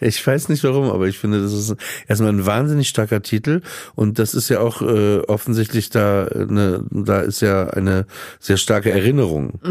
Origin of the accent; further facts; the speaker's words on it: Papenburg, Lower Saxony, Germany; als Kind in Papenburg